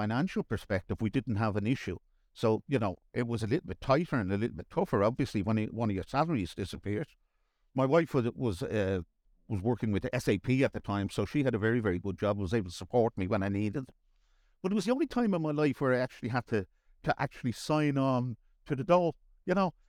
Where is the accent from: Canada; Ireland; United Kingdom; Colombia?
Ireland; Dublin, Leinster; accent: Dublin; I grew up in Raffarnham